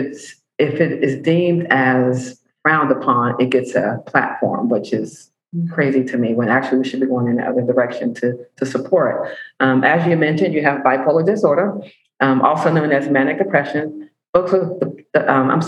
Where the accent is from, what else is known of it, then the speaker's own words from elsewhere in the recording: Pittsburgh, Pennsylvania, United States; I'm from Pittsburgh.